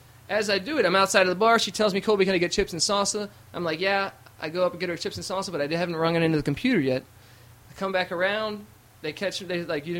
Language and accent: English; Ireland; I'm an Irish guy